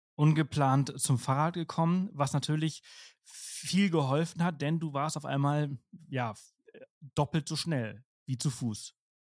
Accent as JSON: {"language": "German", "country": "Spain", "tie": "born or raised there", "second_language": "German", "moved": "yes", "said": "ich komme ja aus Spanien, ich bin in Spanien geboren und aufgewachsen"}